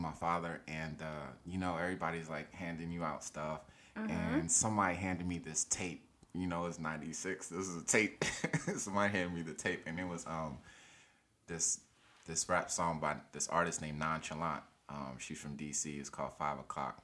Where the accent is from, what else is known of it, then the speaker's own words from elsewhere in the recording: Silver Spring, Maryland, United States; also born or lived in Nigeria; I'm from Nigeria, West Africa, and I grew up in Silver Spring, Maryland.